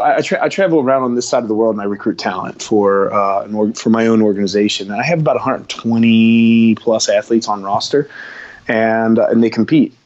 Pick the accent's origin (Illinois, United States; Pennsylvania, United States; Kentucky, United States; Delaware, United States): Kentucky, United States; Florence; also born or lived in Cincinnati, Ohio; born in Kentucky, but and I'm and I'm from Kentucky